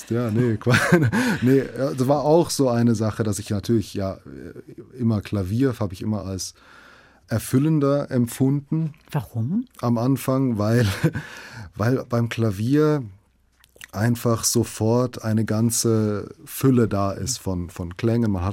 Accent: Frankfurt, Hesse, Germany; also natürlich ich bin in, in Frankfurt aufgewachsen und ich finde, es ist ein, eine wunderbare Stadt.

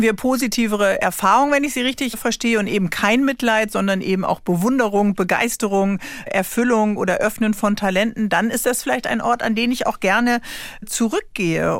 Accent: Northern Germany, Germany; ich komme jetzt oben aus Norddeutschland vom Wasser

